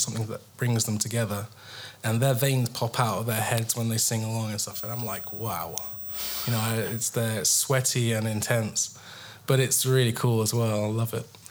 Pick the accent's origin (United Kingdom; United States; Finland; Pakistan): United Kingdom; England; I'm English